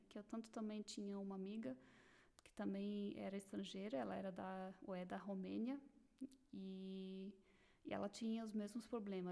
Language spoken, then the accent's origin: Portuguese; Blumenau, Santa Catarina, Brazil; moved away as an adult; now in Germany; Eu nasci em Blumenau, Santa Catarina